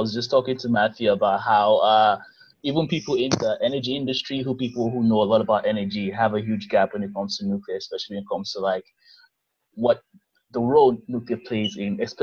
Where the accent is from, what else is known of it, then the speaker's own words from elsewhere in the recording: Nigeria; I'm from Nigeria